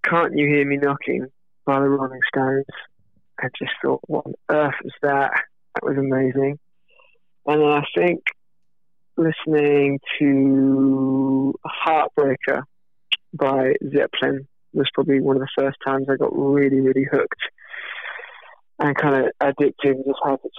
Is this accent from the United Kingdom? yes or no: yes; United Kingdom; being British